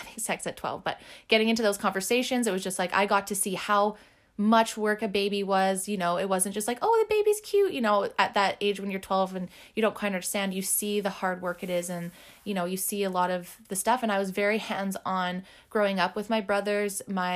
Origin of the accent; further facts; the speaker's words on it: Port Alberni, British Columbia, Canada; I was born and raised on Vancouver Island, in December 1986 specifically, making me currently 34 years old. I started my little life in a tiny valley called Port Alberni